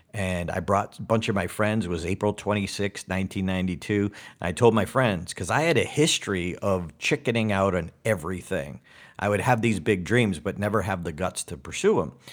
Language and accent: English; Auburn, Massachusetts, United States; born or raised there